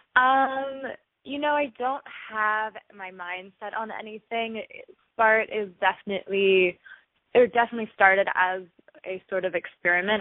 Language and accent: English; Los Angeles, California, United States; also born or lived in Boston; I grew up in Los Angeles